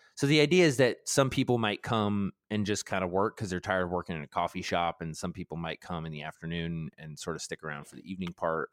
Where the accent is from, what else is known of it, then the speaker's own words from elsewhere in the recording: Baltimore, Maryland, United States; I grew up in Baltimore, and we grew up with Cal Ripken